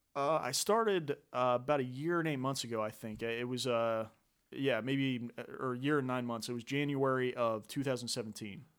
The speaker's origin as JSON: {"language": "English", "town": "Franklin", "region": "Ohio", "country": "United States", "tie": "born or raised there", "moved": "as an adult", "said": "from the Dayton area originally. Uh, actually, Franklin is kinda my hometown"}